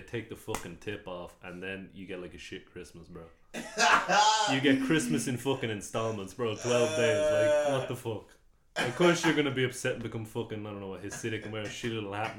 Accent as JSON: {"language": "English", "country": "Ireland", "said": "I had a few cunts come over from Mongolia to become Celts, but once they became Celts, bro, I'm Irish"}